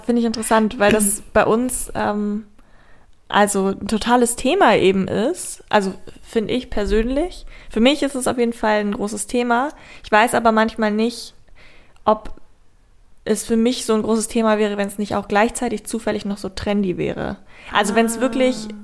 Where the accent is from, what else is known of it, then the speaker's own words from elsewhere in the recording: Braunschweig, Lower Saxony, Germany; aus Braunschweig, wo ich herkomme